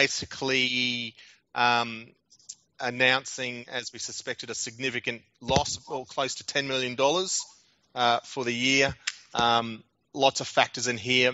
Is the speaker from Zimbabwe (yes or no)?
no; Australia; as an Australian